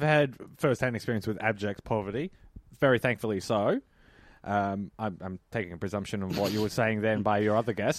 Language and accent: English; Melbourne, Victoria, Australia; I grew up in Pasco Vale.